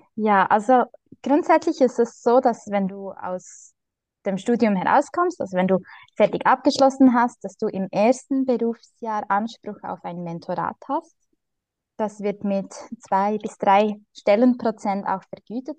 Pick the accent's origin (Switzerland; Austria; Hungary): Switzerland; bei uns in der Schweiz